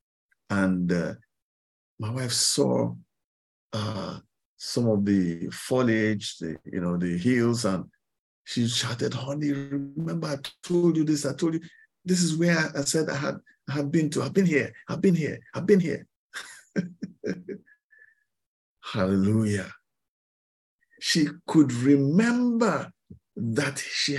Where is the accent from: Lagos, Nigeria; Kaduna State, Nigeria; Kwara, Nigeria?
Kaduna State, Nigeria; Kaduna; moved away; I grew up in Kaduna, in the northern part of Nigeria